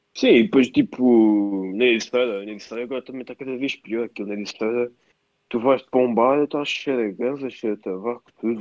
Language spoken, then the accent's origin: Portuguese; Anissara, Lisbon, Portugal; sou de Anissara, mas estava no colégio Miramar.